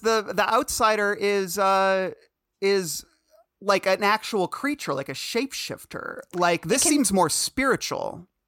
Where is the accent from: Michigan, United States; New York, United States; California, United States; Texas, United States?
Michigan, United States; suburban; I'm from Michigan, suburban Michigan, and I mean, I grew up hearing people say the N word